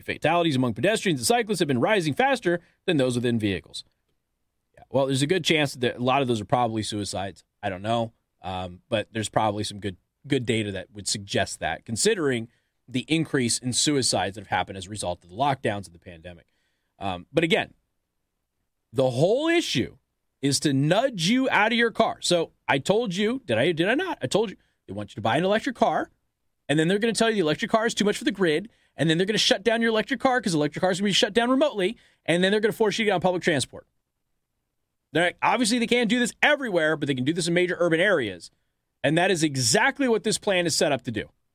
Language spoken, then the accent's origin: English; Las Vegas, Nevada, United States; I come from Las Vegas, Nevada